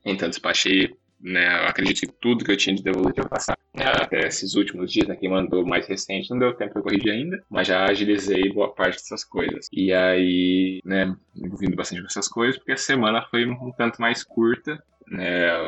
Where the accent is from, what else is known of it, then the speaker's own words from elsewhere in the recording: Maringá, Paraná, Brazil; now in Francisco Beltrão, Brazil; eu venho de Maringá, né, lá em Beltrão